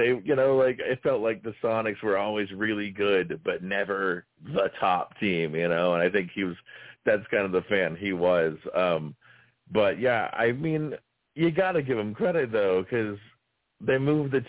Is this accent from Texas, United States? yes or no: yes; Dallas, Texas, United States; now in Oklahoma, United States; I grew up in Dallas